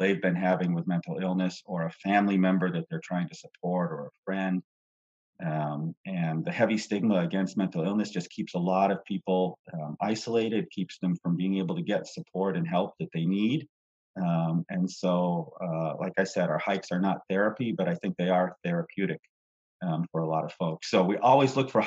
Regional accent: Vermont, United States; now in Texas, United States; I grew up in Vermont

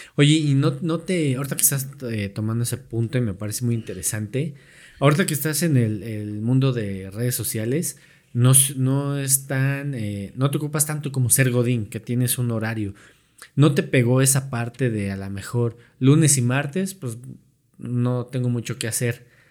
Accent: Mexico

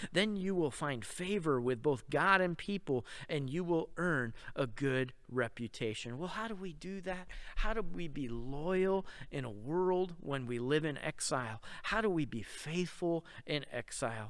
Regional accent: Rochester, New York, United States; now in Oregon, United States; I grew up in Rochester

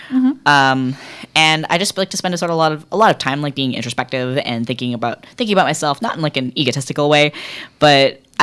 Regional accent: Bella Bella, British Columbia, Canada; now in Vancouver, Canada; I'm very hinged on being from British Columbia. I have a huge identity tie to where I grew up in Bella Bella. My identity is very interesting because I grew up in an Indigenous community. I'm an adopted member of the Heltsic Nation, but I'm not Indigenous.

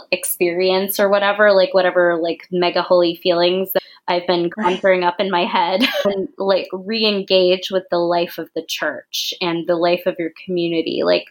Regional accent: United States; I say this in quotations, of course, because we're both American

